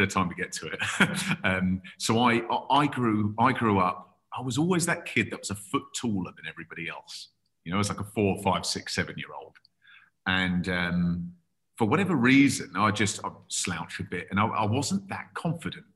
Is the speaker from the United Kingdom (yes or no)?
yes; England, United Kingdom; accent: English; English accent, I'm English, but I've got a Canadian mother